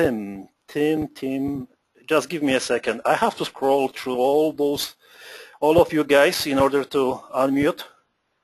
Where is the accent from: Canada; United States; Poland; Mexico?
Poland; accent: Polish; English is a second language; moved away; With my Polish accent